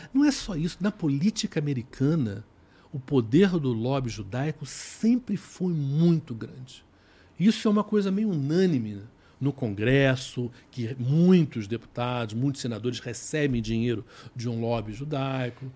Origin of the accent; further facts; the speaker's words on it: Rio de Janeiro, Brazil; eu sou do Rio